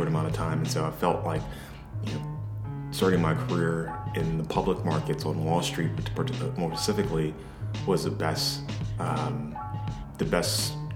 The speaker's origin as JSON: {"language": "English", "town": "Atlanta", "region": "Georgia", "country": "United States", "tie": "born or raised there", "said": "I'm from Atlanta, Georgia, born and raised"}